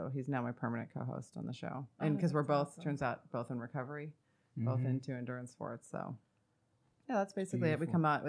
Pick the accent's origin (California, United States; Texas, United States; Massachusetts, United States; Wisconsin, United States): California, United States; Northern; I'm from Northern California.